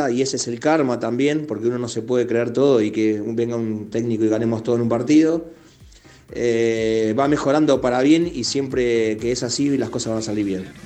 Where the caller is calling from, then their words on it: Lomas de Zamora, Buenos Aires Province, Argentina; de Lomas